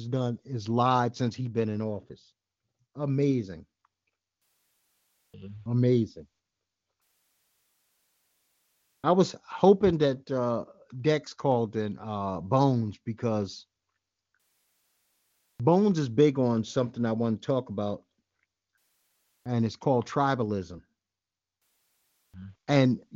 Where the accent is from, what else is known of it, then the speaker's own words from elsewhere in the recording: New York City, New York, United States; I grew up in Bed-Stuy when it was Bed-Stuy, not this new Bed-Stuy